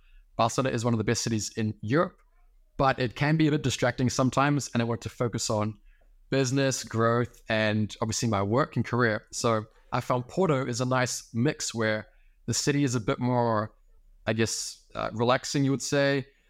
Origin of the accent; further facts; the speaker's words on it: New Zealand; Yeah, so literally I'm on the exact opposite side of the world than where I was born currently. I'm from New Zealand originally, so basically the middle of nowhere.